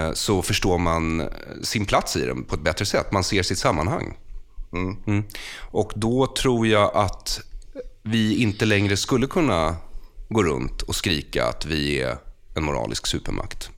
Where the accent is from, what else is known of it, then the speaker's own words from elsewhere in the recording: Bergshamra, Stockholm County, Sweden; Jag är född och uppvuxen i Bergshamra utanför Stockholm